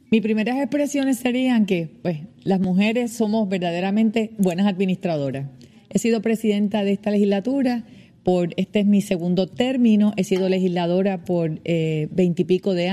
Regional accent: Trujillo Alto, Puerto Rico; soy una trujillana de pura cepa. Amo a mi pueblo

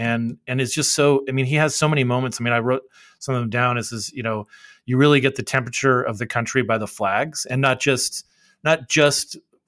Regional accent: Phoenix, Arizona, United States; I'm from Phoenix.

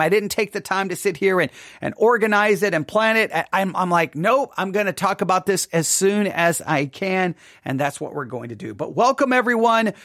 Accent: West Texas, United States; me as a Gentile growing up in West Texas

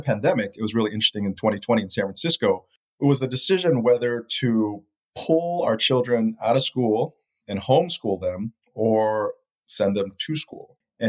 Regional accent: Malaysia; also born or lived in Taiwan / Japan / Philippines; now in United States; growing up in Malaysia, Taiwan, Japan, Philippines in the 80s and 70s really makes me appreciate what I have here today in the United States.

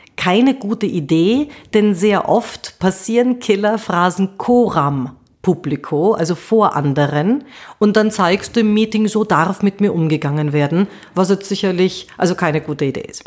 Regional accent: Austria; Bei uns in Österreich

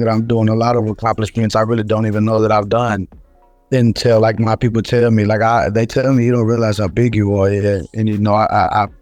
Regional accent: Texas, United States; I'm a Texan

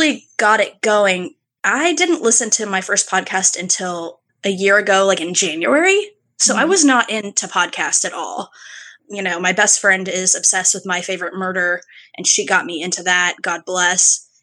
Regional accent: Parkersburg, West Virginia, United States; now in Charleston, United States; I live down in Charleston, West Virginia. I'm not in my hometown anymore.

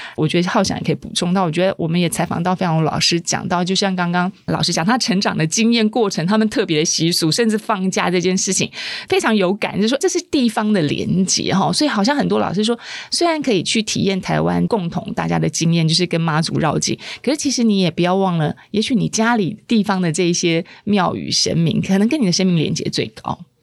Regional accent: Taipei, Taiwan; 我们是台北人啊

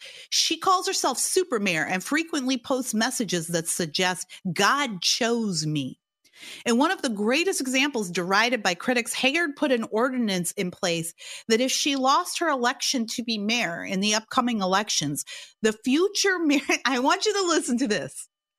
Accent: Gary, Indiana, United States; now in Southern California, United States; Cause I'm from Gary. My family's from Gary. We moved here to Southern California from Gary, Indiana.

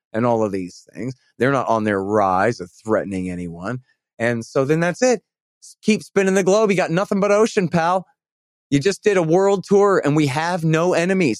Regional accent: Texas, United States; I'm a Texan. I'm from here

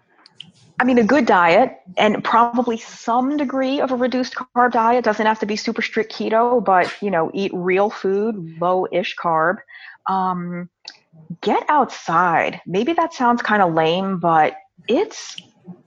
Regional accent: New York City, New York, United States; I'm born and raised in New York City

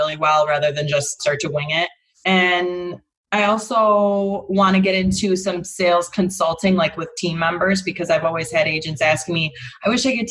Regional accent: Rochester, New York, United States; moved away as an adult; I'm from Rochester, New York.

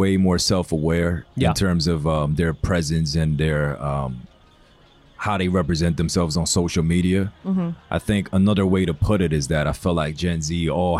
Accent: New York City, New York, United States; also born or lived in China; I'm from Queens, New York, ethnically Korean. But I was raised in China for a few years.

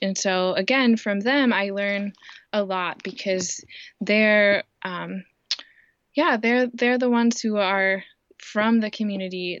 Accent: Indiana, United States; also born or lived in Kenya; I grew up in Indiana. Um, I have lived here almost my whole life

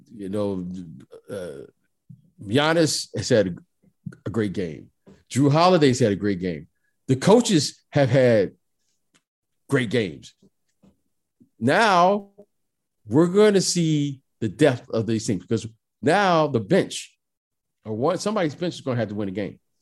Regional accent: Detroit, Michigan, United States; I grew up in Detroit, Michigan

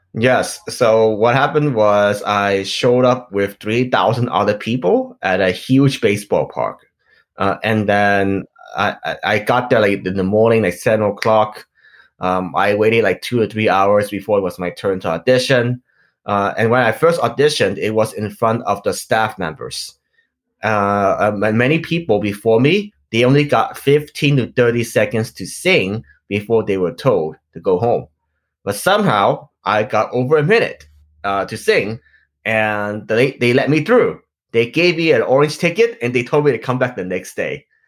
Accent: Los Angeles, California, United States; also born or lived in Hong Kong; I grew up in Los Angeles, California

